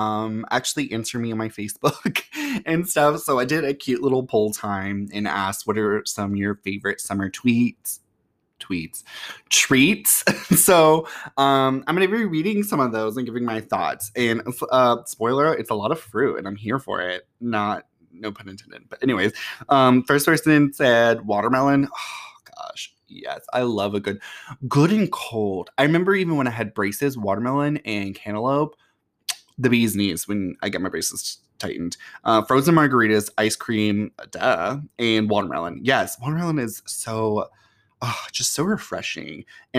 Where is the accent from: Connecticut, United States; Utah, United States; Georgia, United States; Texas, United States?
Georgia, United States; And plus, I grew up in Georgia sometimes.